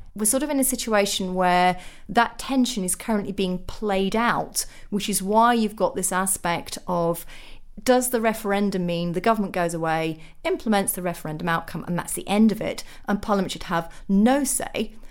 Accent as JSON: {"language": "English", "town": "Sheffield", "region": "Yorkshire and the Humber", "country": "United Kingdom", "tie": "born or raised there", "said": "I'm a working class Sheffielder by birth. So if you go back to my hometown"}